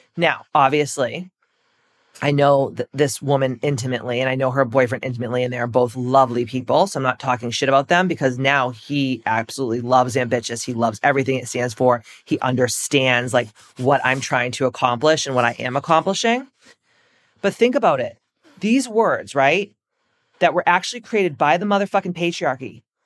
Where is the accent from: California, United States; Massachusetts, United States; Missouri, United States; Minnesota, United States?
Massachusetts, United States; I'm from Massachusetts